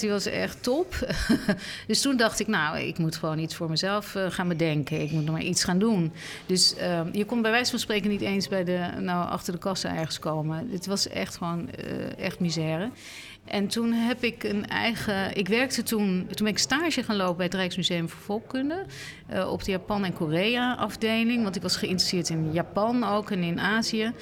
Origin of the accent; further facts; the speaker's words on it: Netherlands; voor mij als Nederlander of als Europeaan